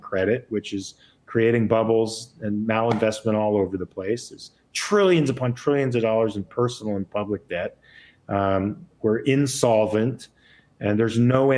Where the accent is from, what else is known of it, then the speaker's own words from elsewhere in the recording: California, United States; It's my home. I was born and raised in California.